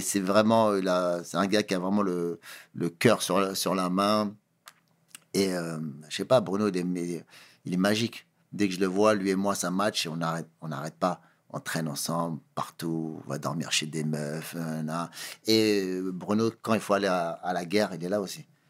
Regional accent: Sarcelles, Île-de-France, France; je viens de Sarcelles, je viens de banlieue

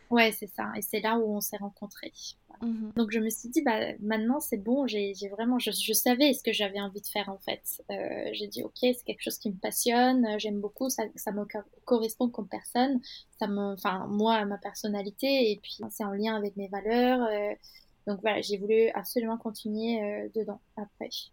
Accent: Istanbul, Turkey; French is a second language; moved away as an adult; now in Paris, France; j'ai fait une grande partie de mon parcours, euh, à Istanbul. Donc, euh, je suis née à Istanbul.

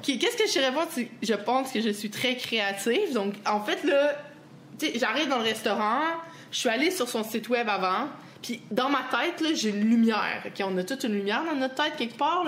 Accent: Quebec, Canada; accent: Québécois; je suis québécoise

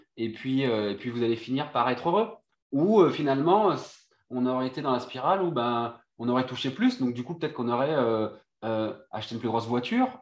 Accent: Réunion; moved away as an adult; also born or lived in Brittany; je suis originaire de Réunion et de la Bretagne en même temps

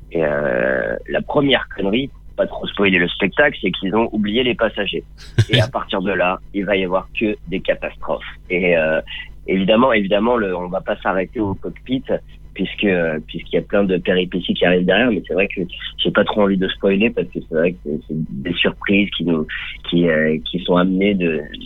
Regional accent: Nice, Provence-Alpes-Côte d'Azur, France; j'ai fait euh, toute mon enfance à Nice et, et au soleil.

